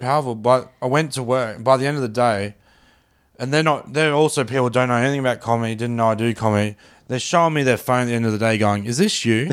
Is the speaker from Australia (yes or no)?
yes; Australia; I'm this Aussie bloke from the suburbs